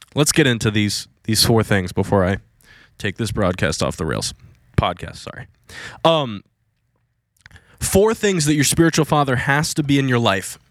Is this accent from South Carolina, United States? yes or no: no; Virginia Beach, Virginia, United States; moved away as an adult; now in Florida, United States; I was gonna go back to Virginia Beach